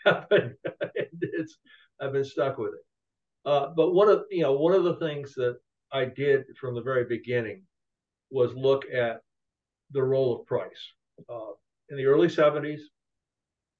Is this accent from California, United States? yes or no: yes; California, United States; I'm originally from California